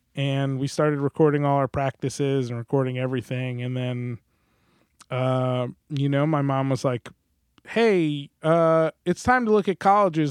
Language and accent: English; New Jersey, United States; moved away as an adult; I'm from New Jersey